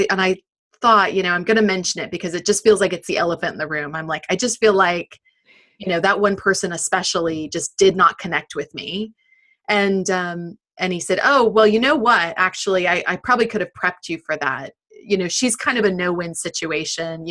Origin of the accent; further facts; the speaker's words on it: United States; now in United Kingdom; I'm very American